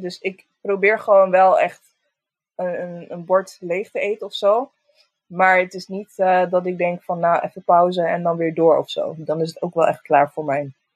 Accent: Roosendaal, North Brabant, Netherlands; ik kom uit Roosendaal

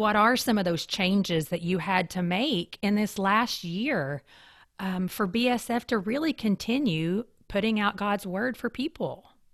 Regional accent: eastern Kentucky, United States; moved away; also born or lived in Lexington, Kentucky; I grew up in the mountains of eastern Kentucky

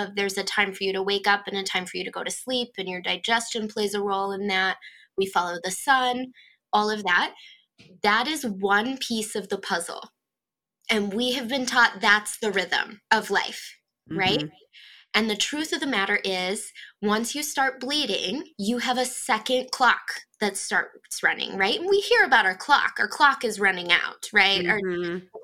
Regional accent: Rosholt, Northeast South Dakota, United States; moved away as an adult; now in Sioux Falls, United States; I'm in Sioux Falls, South Dakota, but I grew up in Northeast South Dakota in a town called Rosalt.

